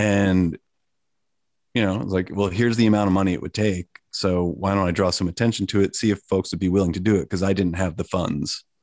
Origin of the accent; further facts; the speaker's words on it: Sleepy Hollow, New York, United States; moved away as an adult; also born or lived in Boston; now in Portland, United States; I was born in Sleepy Hollow, New York